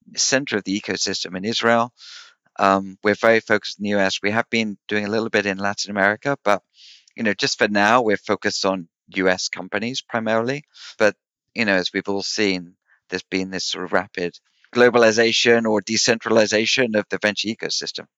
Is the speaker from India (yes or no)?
no; United Kingdom; I'm I'm British